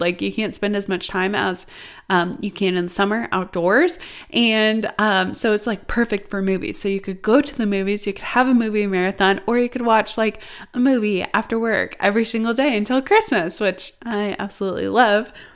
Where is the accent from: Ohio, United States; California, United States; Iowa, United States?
Iowa, United States; when I was growing up in Iowa, we literally had snow